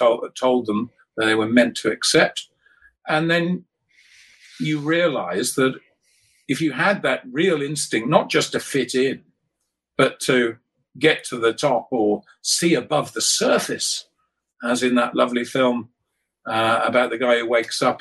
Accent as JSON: {"language": "English", "country": "United Kingdom", "tie": "born or raised there", "said": "growing up in Britain"}